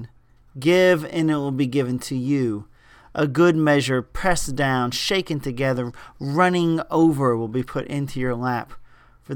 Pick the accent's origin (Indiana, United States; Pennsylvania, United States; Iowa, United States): Indiana, United States; Indianapolis; moved away; That's my hometown